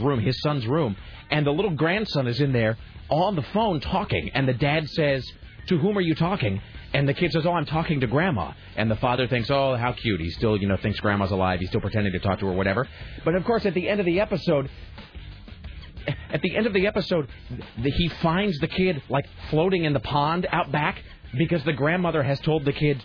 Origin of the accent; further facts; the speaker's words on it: Kennewick, Washington, United States; when I was growing up in Kennewick